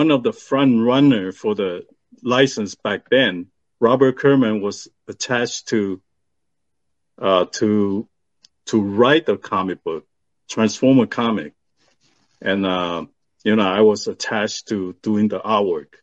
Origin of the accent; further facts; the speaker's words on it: Taiwan; now in United States; I was born in Taiwan.